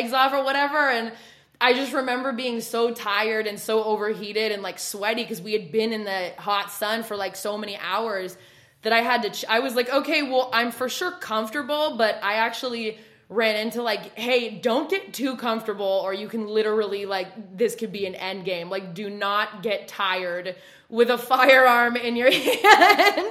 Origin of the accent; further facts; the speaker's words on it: West Coast, United States; moved away; you can tell by the way I talk, I'm not from the South. So I'm from West Coast